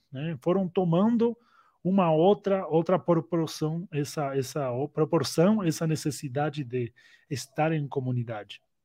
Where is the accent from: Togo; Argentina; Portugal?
Argentina; also born or lived in Uruguay / United States; now in Brazil; nasci na Argentina, faz 10 anos que moro aqui no Brasil. Antes eu morei no Uruguai, Antes eu morei nos Estados Unidos